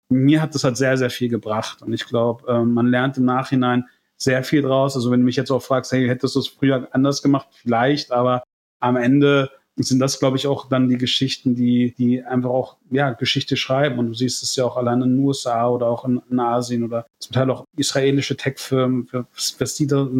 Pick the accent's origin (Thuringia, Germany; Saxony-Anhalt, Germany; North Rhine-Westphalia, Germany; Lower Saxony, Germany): Lower Saxony, Germany; Hannover; now in Mallorca, Spain; äh, eigentlich komme ich aus Hannover